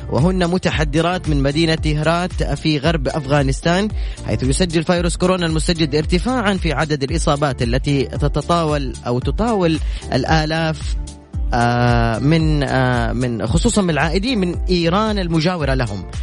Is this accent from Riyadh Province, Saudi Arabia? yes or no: yes; Riyadh, Riyadh Province, Saudi Arabia; من الرياض من الرياض